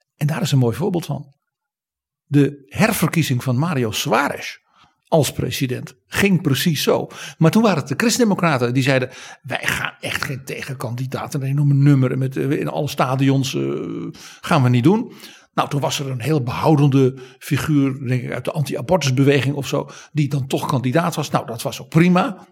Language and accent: Dutch; Netherlands